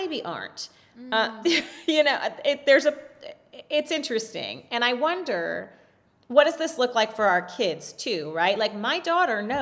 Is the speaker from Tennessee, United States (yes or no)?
no; California, United States; So I was raised in California.